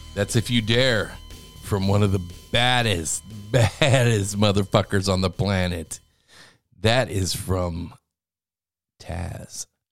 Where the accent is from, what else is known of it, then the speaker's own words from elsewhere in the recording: Louisiana, United States; now in Kansas City, United States; my hometown, my original hometown, my home area of Louisiana.